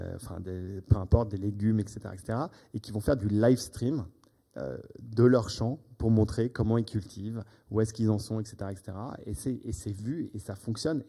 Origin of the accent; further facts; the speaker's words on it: United States; moved away; J'ai grandi aux États-Unis